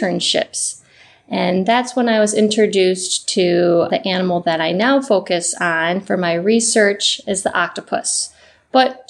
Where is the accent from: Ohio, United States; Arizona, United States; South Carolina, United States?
Ohio, United States; I'm originally from Ohio, so very, very far from the ocean. Small town in Ohio, but my small high school actually had a marine biology course. And I grew up right on the water